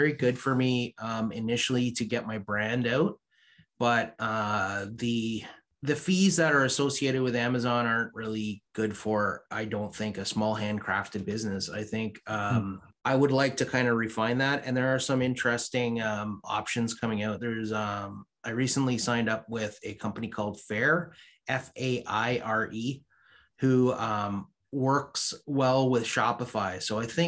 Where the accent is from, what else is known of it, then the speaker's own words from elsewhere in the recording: Canada; also born or lived in Barbados; I'm a Canadian Bajan